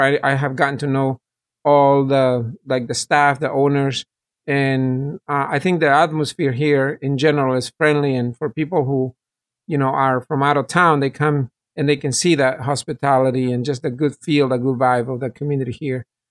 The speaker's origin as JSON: {"language": "English", "country": "El Salvador", "also_born_or_lived": "San Francisco, California / North Carolina", "moved": "yes", "lives_now": "Apex, North Carolina, United States", "said": "I'm originally from El Salvador, And I migrated in the late eighties, first to San Francisco in California."}